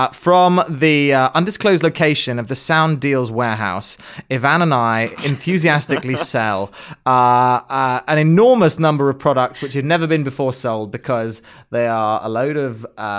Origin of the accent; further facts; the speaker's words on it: England, United Kingdom; It was because we're English, it was due to a time difference thing.